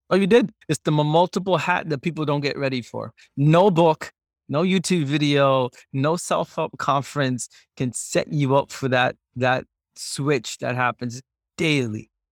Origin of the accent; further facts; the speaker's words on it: Singapore; moved away; you grew up in Singapore.